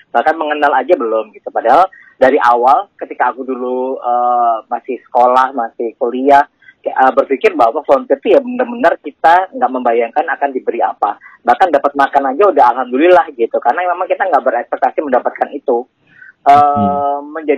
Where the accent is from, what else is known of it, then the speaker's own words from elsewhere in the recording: Malang, East Java, Indonesia; pertama kali mungkin pada saat SMP atau SMA awal ya itu ada di anak kampung aku di Malang ya okay. Nah, di Malang uh, ada Karang Taruna